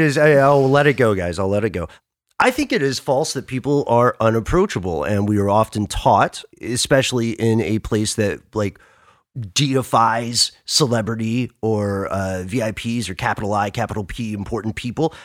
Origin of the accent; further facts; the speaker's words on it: Atlanta, Georgia, United States; I am based in Atlanta. I'm from Atlanta.